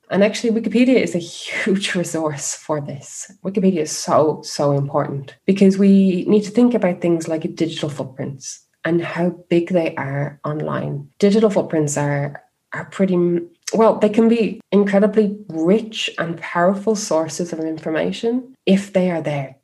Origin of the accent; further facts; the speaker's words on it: Ireland; moved away as an adult; also born or lived in Spain; now in Germany; your country and, and the different things the different components of being irish